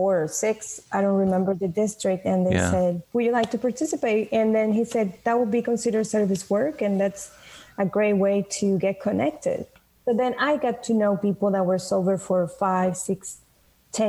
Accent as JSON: {"language": "English", "country": "Venezuela", "tie": "born or raised there", "moved": "as an adult", "lives_now": "United States", "said": "I was born in Venezuela"}